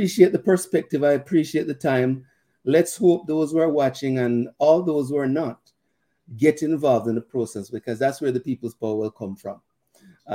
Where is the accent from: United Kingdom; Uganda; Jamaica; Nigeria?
Jamaica; now in Canada; I'm a Canadian citizen, but I'm a Jamaican. Jamaican born and bred